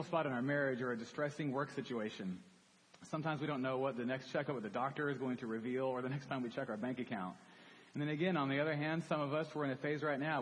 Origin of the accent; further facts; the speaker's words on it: Dallas, Texas, United States; I grew up in Dallas, came to Baylor as a freshman.